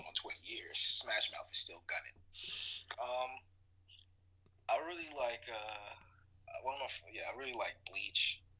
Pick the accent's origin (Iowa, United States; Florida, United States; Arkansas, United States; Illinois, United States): Arkansas, United States; I'm of course from the South, from Arkansas. So like I grew up Southern Baptist in the church.